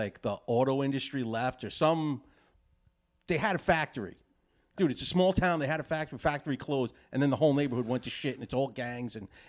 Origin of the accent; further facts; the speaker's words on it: New York City, New York, United States; me and Ryhaad grew up in the city. Yeah. Okay. He grew up in Brooklyn. I grew up in Queens.